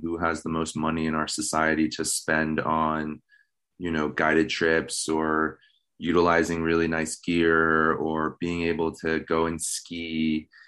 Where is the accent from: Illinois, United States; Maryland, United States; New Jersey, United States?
Maryland, United States; Baltimore; moved away as an adult; now in Missoula, United States; I was born in Baltimore, Maryland, um, and I lived my childhood and teenage years in Maryland